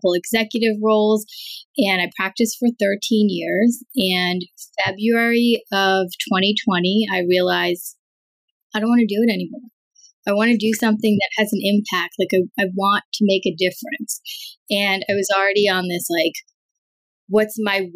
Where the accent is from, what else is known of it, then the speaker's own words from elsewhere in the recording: New York, United States; also born or lived in Chicago; I was raised in New York